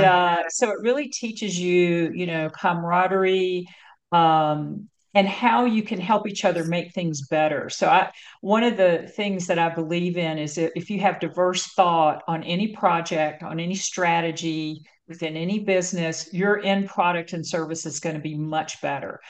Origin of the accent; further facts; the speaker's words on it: North Carolina, United States; moved away as an adult; now in California, United States; growing up in North Carolina, one of the reasons I left was that I got a lot of pressure to like be married and have children